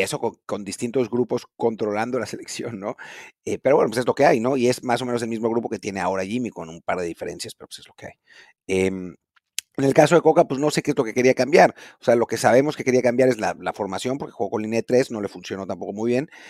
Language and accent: Spanish; Mexico